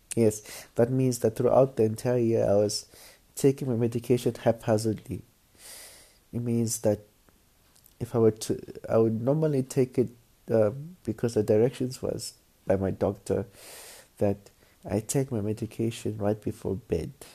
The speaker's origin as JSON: {"language": "English", "country": "Philippines", "said": "I'm Filipino"}